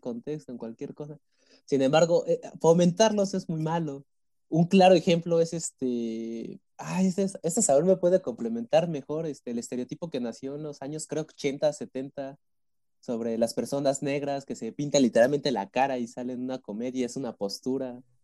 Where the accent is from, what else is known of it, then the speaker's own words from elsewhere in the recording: Mexico; yo me siento mexicano